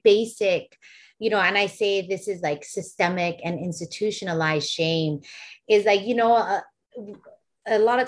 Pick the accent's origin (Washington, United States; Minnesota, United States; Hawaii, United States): Hawaii, United States; Waimanalo; we grew up in Waimanalo on Hawaiian homelands